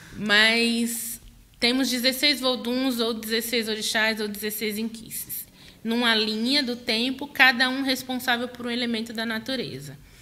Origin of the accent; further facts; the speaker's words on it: Northeast Region, Brazil; also born or lived in Maceió, Alagoas; now in São Paulo, Brazil; sou mulher nordestina, neta da Dona Maria